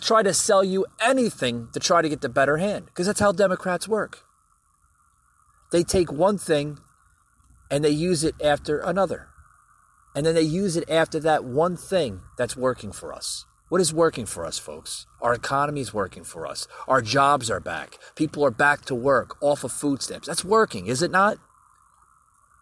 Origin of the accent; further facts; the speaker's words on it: United States; as an American